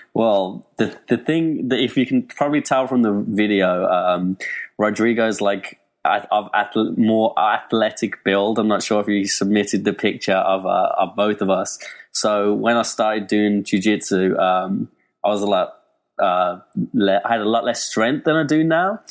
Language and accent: English; Birmingham, West Midlands, United Kingdom; England, Birmingham, England